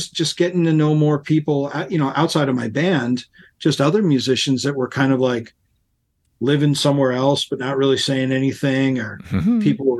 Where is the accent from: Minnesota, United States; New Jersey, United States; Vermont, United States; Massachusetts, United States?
Massachusetts, United States; Worcester; moved away as an adult; also born or lived in Boston, Massachusetts; now in Portland, United States; I grew up in Worcester, Massachusetts, and then I moved to Boston from there, which is only a half an hour up the road.